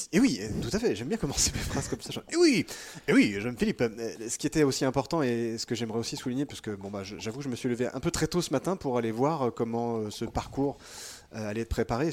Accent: France; on est français, qu'on est en France

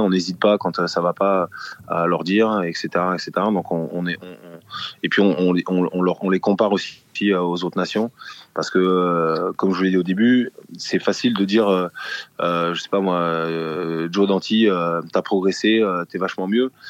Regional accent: France; on est, on est français

